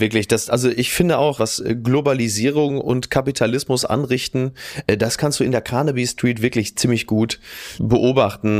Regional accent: Castrop-Rauxel, North Rhine-Westphalia, Germany; ich komme ja aus Kassel Brauxel

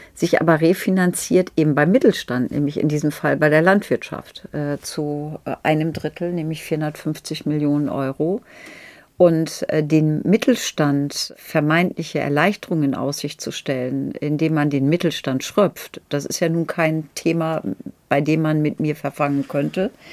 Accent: Lower Saxony, Germany; auch noch geschützte Minderheit, nämlich Friesin.

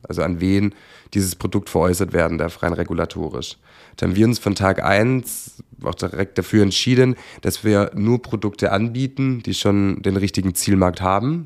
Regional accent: Swabia, Germany; ich als Schwabe

